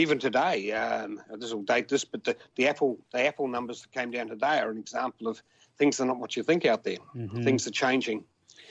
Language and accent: English; Australia; I was as Australian as Australian